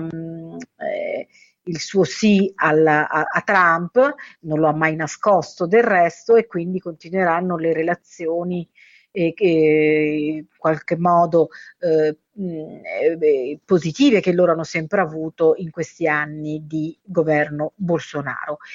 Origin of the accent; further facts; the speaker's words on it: Lazio, Italy; now in São Paulo, Brazil; io parlo del Lazio perché sono originaria del Lazio